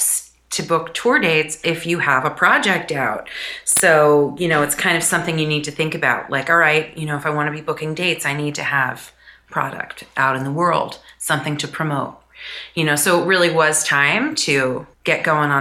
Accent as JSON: {"language": "English", "country": "United States", "said": "as an American musician"}